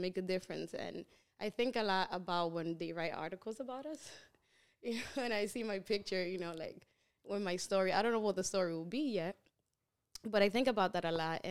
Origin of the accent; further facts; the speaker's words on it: New York City, New York, United States; I grew up in New York City, and my parents are, you know, the typical Dominicans